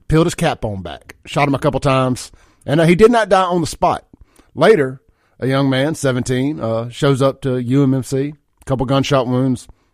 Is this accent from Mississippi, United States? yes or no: yes; Jackson, Mississippi, United States; also born or lived in Brandon, Mississippi; I grew up in South Jackson Byron, uh, Lake Ridgely out there in Byron when I was a kid